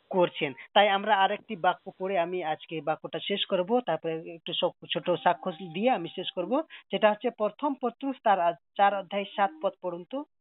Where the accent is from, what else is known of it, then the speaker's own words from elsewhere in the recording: Nepal; moved away as an adult; also born or lived in Kolkata, India; আমার বাড়ি নেপাল আর originally আমি নেপালের